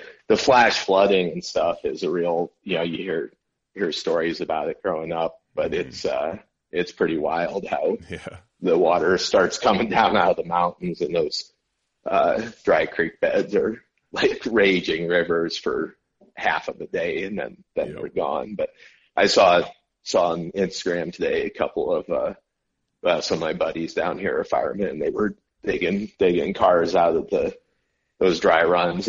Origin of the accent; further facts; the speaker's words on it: Iowa, United States; now in Phoenix, United States; growing up in Iowa